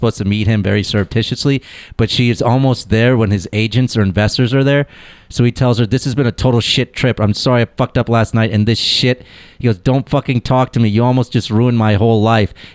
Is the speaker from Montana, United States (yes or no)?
no; Carmel, Indiana, United States; Carmel, Indiana, by way of India